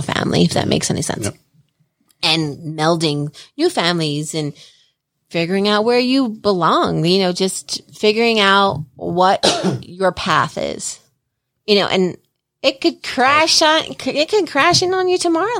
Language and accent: English; New Jersey, United States; now in Colorado, United States; I'm from Jersey